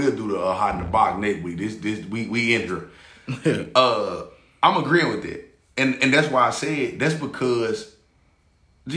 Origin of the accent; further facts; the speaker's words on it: Memphis, Tennessee, United States; I'm from Memphis